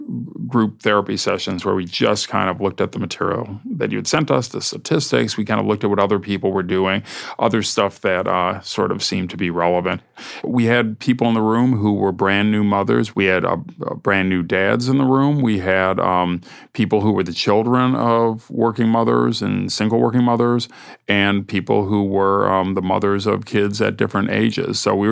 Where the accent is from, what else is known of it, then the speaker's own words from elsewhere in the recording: Ohio, United States; now in New York, United States; since I moved to New York from Ohio 37 years ago.